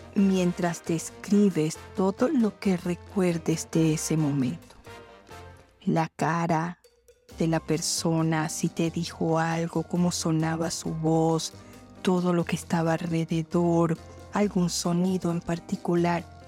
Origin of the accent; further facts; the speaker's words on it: Colombia; en mi país, Colombia